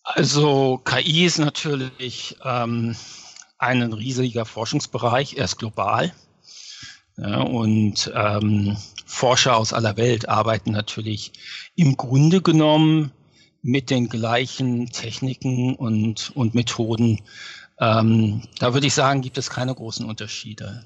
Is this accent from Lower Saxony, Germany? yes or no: yes; Lower Saxony, Germany; moved away as an adult; also born or lived in Göttingen; now in New York, United States; Ja, ich bin ursprünglich aus Niedersachsen.